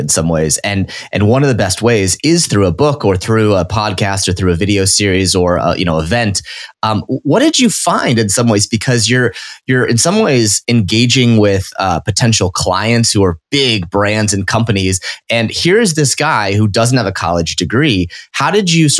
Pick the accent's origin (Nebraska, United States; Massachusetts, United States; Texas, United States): Nebraska, United States; I grew up in Nebraska